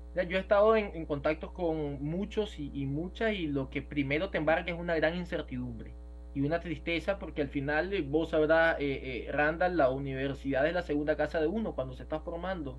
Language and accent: Spanish; Nicaragua; moved away; vamos a volver a Nicaragua